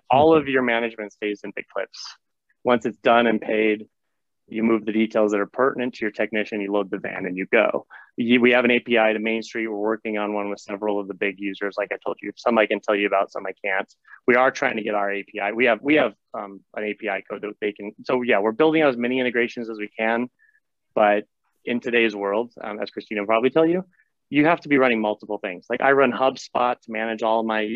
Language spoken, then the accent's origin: English; Montana, United States; I grew up in Montana